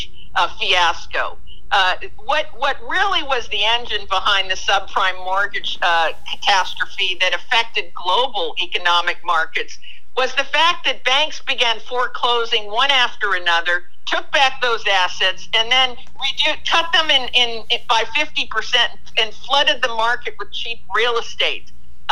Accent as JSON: {"language": "English", "country": "Japan", "tie": "born or raised there", "moved": "yes", "said": "When I was a young girl growing up in Japan"}